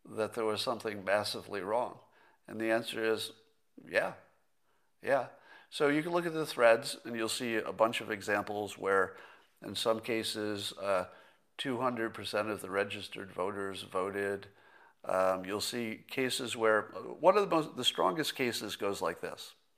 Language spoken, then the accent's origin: English; United States; as an American